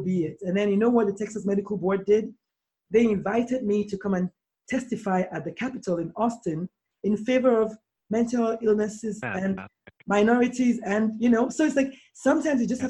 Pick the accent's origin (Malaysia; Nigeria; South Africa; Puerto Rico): Nigeria; I'm a Nigerian black female.